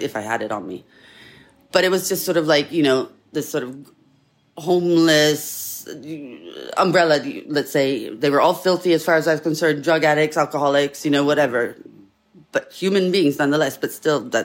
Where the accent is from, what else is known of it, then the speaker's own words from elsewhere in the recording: Italy; now in Pasadena, United States; I grew up in Italy, so I'm very feisty